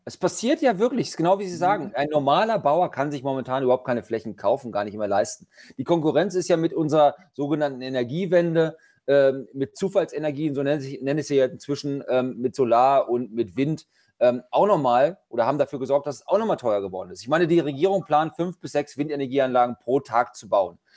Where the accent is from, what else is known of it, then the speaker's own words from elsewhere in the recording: Lower Saxony, Germany; bei uns in Niedersachsen